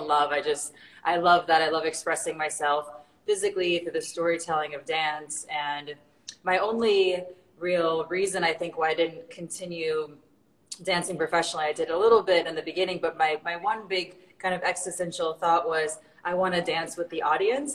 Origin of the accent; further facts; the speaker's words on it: Illinois, United States; I'm from a tiny little town in, you know, I guess how we say the middle of nowhere in, in Illinois, really south of Chicago.